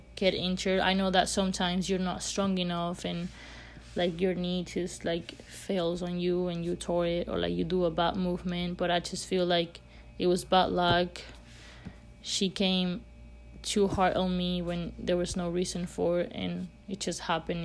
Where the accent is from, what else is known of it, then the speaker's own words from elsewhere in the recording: Spain; moved away as an adult; I'm from Spain, so my parents obviously were not here